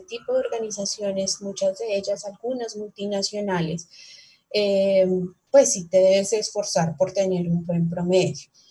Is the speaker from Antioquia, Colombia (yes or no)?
no; Bogotá, Colombia; moved away as an adult; now in Cali, Colombia; soy rola de nacimiento, pero eh, vivo en Cali hace ya casi 20 años